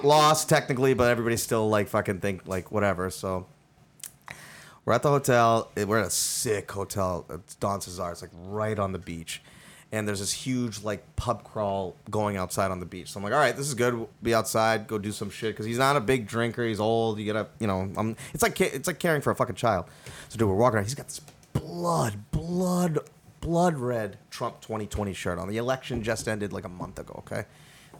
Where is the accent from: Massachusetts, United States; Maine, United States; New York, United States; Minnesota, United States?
Massachusetts, United States; I'm from Massachusetts